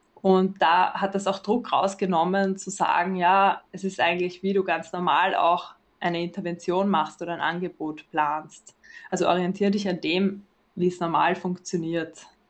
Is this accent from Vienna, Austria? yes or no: yes; Vienna, Austria; ich bin aus Wien und ich arbeite dort